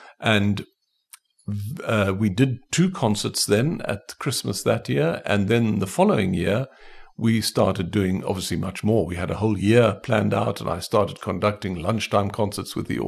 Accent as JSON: {"language": "English", "town": "Port Elizabeth", "region": "Eastern Cape", "country": "South Africa", "tie": "born there", "said": "I was born in Port Elizabeth. In fact, the house where I was born is still standing in Villiers Road in Port Elizabeth, number 95."}